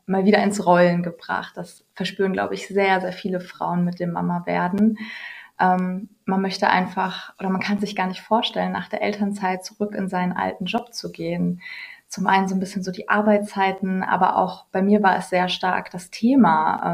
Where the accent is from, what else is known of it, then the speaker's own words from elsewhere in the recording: Ruhr area, North Rhine-Westphalia, Germany; ich komme aus dem Ruhrgebiet